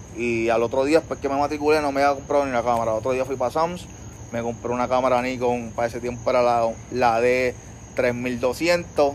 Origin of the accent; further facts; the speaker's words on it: Trujillo Alto, Puerto Rico; yo soy un muchachito de Trujillo Alto. Nacido y criado allá en Trujillo Alto